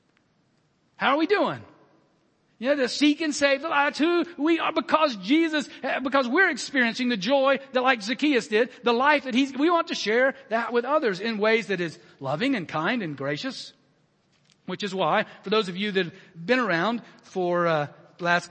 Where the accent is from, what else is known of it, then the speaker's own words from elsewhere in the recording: Alabama, United States; I was born in the 60s in Alabama